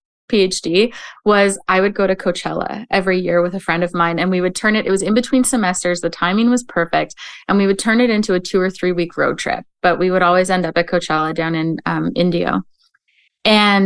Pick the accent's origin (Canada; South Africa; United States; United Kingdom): Canada; as a Canadian